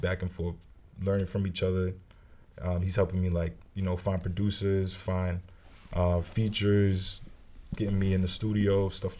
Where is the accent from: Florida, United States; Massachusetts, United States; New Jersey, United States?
Massachusetts, United States; Brockton; I'm from Brockton. That's where I was raised. I grew up there.